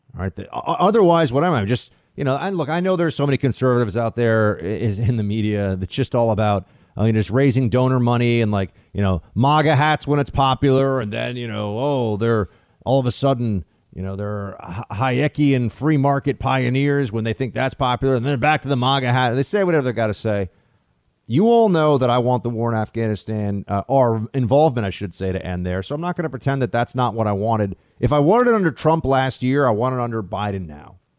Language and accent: English; United States